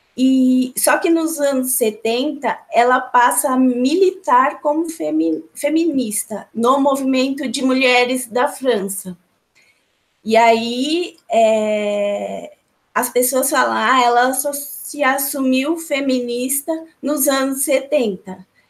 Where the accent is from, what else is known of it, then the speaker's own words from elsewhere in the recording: São Paulo, Brazil; eu estou em São Paulo, nasci em São Paulo, sou de São Paulo